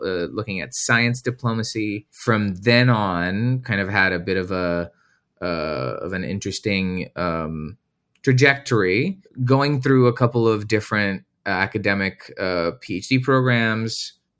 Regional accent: Romania; moved away as an adult; now in United States; I'm originally from Romania, and I wanted to come to the U S and, uh, study

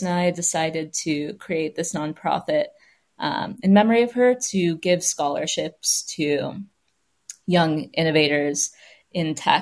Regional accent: California, United States; also born or lived in Michigan / Los Angeles; I'm from California, have lived there almost my whole life, except for these international stints and a brief stint in Michigan

